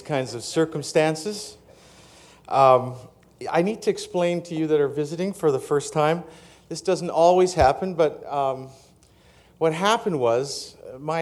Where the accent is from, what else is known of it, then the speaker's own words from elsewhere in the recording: Canada; being a Canadian